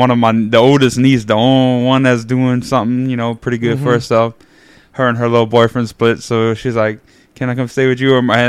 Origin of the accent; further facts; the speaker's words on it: New Iberia, Louisiana, United States; I grew up in Acadian Acres.